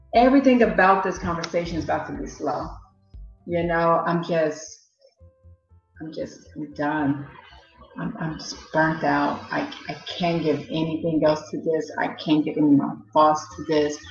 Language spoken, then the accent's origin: English; Chicago, Illinois, United States; moved away as an adult; now in England, United Kingdom; I'm from Chicago, Illinois, and I live in England where I've lived for the past nine years.